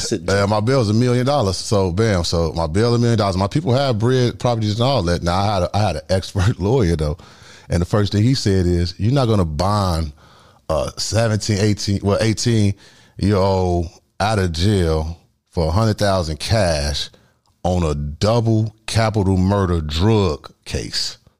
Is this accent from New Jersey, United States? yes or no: no; Chicago, Illinois, United States; I'm from the South Side.